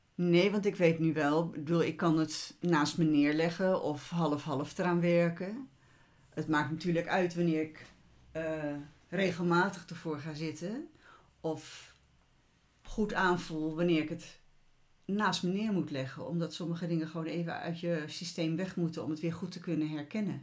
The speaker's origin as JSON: {"language": "Dutch", "region": "Utrecht", "country": "Netherlands", "tie": "born or raised there", "moved": "yes", "said": "de plek waar ik geboren ben en waar we dus een tijd gewoond hebben in Utrecht."}